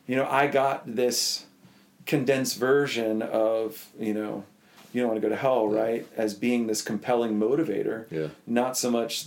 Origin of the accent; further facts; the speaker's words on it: Florida, United States; also born or lived in Butler, Pennsylvania; we moved to Florida.